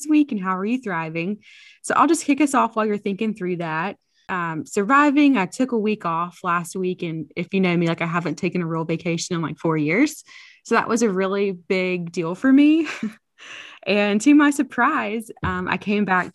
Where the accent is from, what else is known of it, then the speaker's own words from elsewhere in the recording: Tupelo, Mississippi, United States; my hometown of Tupelo, Mississippi.